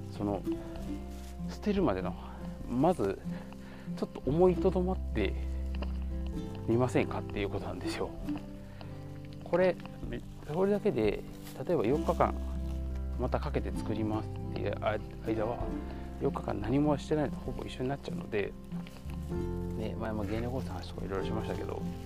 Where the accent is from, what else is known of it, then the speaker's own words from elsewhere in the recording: Kansai, Japan; 僕とかは結構もともと一応関西人